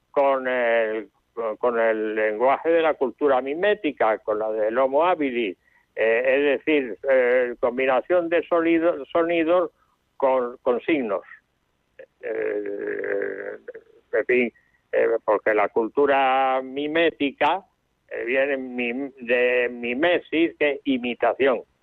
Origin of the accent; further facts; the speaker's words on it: Málaga, Andalusia, Spain; en Málaga porque yo soy de Málaga.